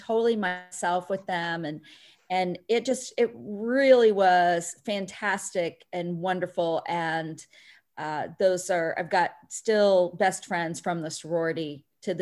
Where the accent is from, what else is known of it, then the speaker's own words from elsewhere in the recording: Pittsburg, Kansas, United States; I grew up in Pittsburgh, Kansas